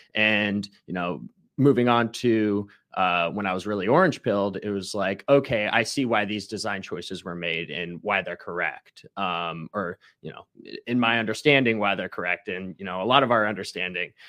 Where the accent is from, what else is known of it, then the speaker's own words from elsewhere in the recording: Ohio, United States; now in Tampa, United States; I'm from Ohio